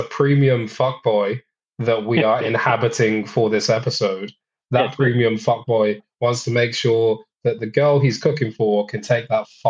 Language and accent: English; England, United Kingdom; because I'm English.